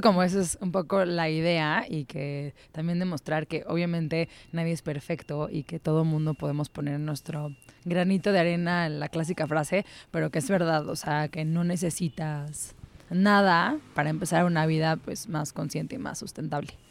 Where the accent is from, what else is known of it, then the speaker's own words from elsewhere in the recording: Mexico City, Mexico; soy chilanga, soy de la Ciudad de México. Eh, nací aquí, crecí aquí, toda mi vida he vivido aquí